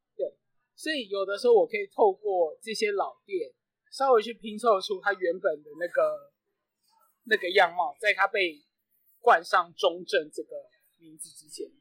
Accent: Yonghe, New Taipei, Taiwan; 整个计划源自于一个永和人的气不过

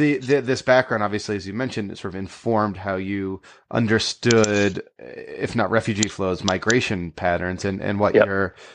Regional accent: Connecticut, United States; See, I'm from Connecticut. We literally have no accent.

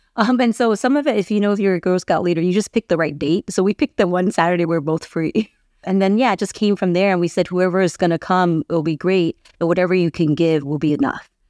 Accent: San Diego, California, United States; I was born and raised in San Diego. So I'm from here.

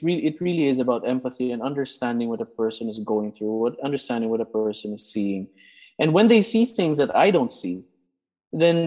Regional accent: Philippines; as a Filipino Catholic

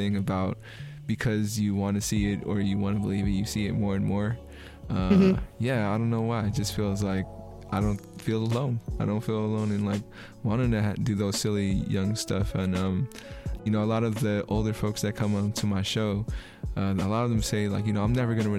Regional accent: San Francisco, California, United States; I'm from San Francisco, and, you know, California is very liberal and very, very, like, be you, do you

